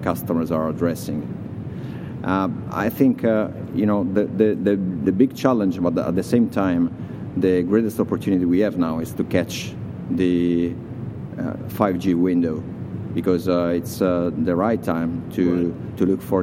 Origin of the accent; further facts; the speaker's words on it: Italy; I'm coming from Italy.